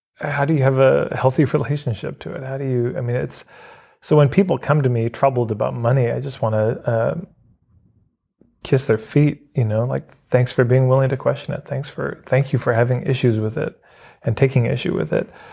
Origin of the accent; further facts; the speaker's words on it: Edmonton, Alberta, Canada; I grew up in Edmonton, Alberta.